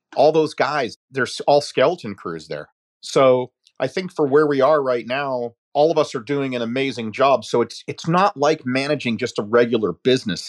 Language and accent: English; United States; as an American